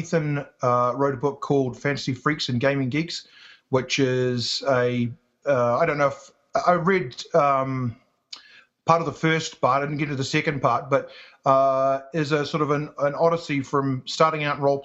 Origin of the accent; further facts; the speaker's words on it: New Zealand; accent: New Zealand; also born or lived in England / Auckland; I grew up in New Zealand